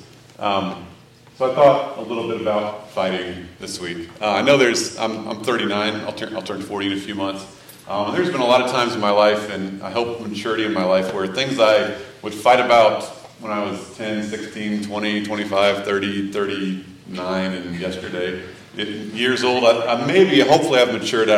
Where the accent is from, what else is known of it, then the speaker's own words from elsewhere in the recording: Missouri, United States; moved away; I grew up in Missouri